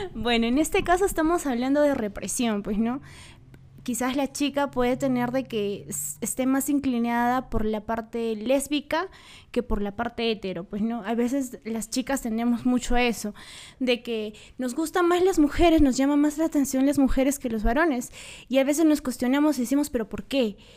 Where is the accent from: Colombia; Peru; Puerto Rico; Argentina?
Peru; Huancayo, Junín; Hoy en día nosotros vivimos, somos de acá de Huancayo